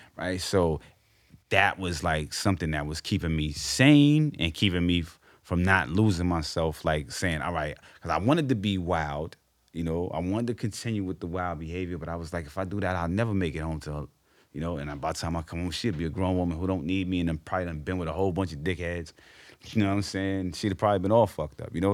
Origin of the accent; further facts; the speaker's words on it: New York City, New York, United States; I grew up on Amsterdam on a one-oh-one line